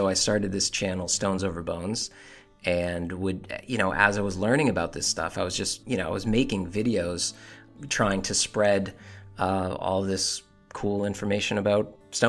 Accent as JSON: {"language": "English", "town": "Salem", "region": "Massachusetts", "country": "United States", "tie": "born or raised there", "said": "I was born and raised in Salem, Massachusetts, and I am a stone cutter."}